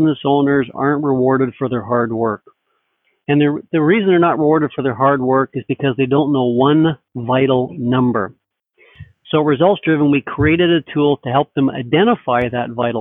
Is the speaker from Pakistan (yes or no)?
no; Toronto, Ontario, Canada; moved away as an adult; also born or lived in Denver; now in Seattle, United States; I'm originally from Toronto, so that's where I originally was born and bred and went to school and started my career there